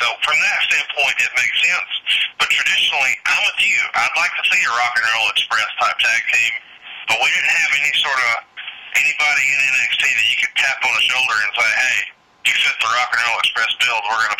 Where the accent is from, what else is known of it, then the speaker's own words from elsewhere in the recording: the South, United States; I think growing up in the South, of course, tag team wrestling was always a big deal down here.